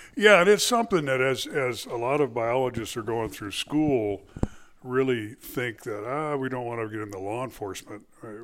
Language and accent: English; California, United States; moved away as an adult; also born or lived in Arizona; I was born in California, uh, spent, uh, my life there